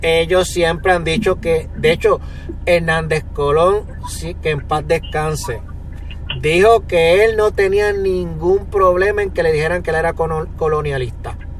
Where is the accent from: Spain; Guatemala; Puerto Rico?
Puerto Rico